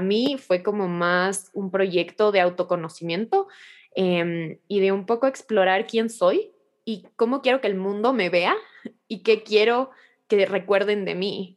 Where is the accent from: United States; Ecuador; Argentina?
Ecuador; como ecuatoriana me siento muy, muy orgullosa